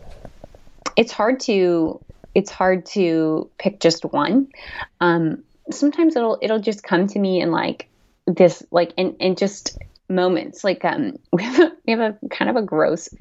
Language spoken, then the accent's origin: English; Missouri, United States; the land that I had grown up on, which is west